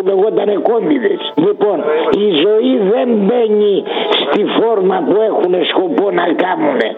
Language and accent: Greek; Zakynthos, Ionian Islands, Greece; είμαι από τη Ζάκηδο